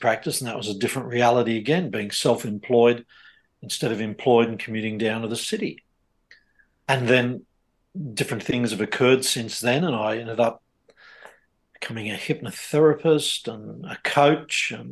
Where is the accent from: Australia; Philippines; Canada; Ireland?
Australia; the life I was brought up in Australia